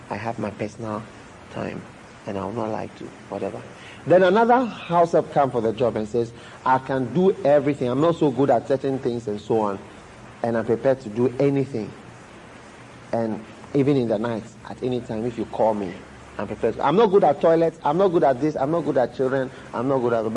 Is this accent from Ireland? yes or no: no; England, United Kingdom; I wasn't born in Ghana, I was born in England. My mother is not a Ghanaian at all